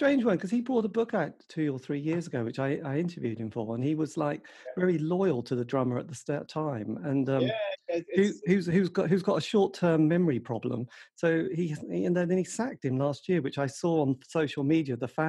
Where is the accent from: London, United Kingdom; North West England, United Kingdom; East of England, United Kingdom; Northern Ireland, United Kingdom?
East of England, United Kingdom; East Anglia; I come from East Anglia.